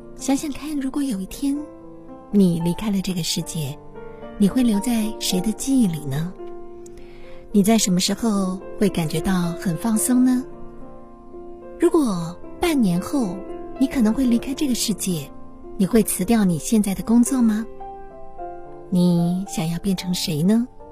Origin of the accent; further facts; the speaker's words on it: China; 我们中国人